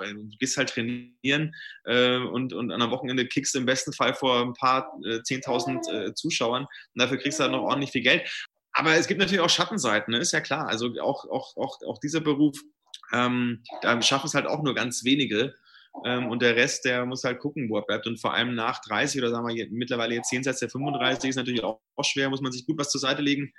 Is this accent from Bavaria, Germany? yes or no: yes; Brunn, Bavaria, Germany; ich komme ja aus der Nähe von Nürnberg, aus Brunn